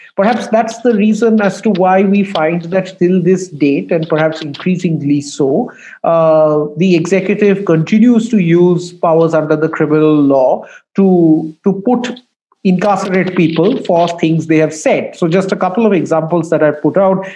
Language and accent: English; Kolkata, West Bengal, India; When I was growing up in Calcutta in the late 80s and 90s